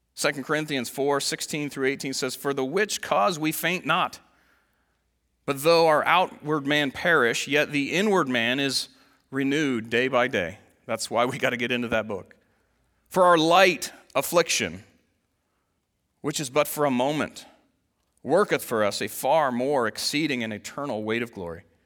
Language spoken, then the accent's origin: English; United States; as an American Christian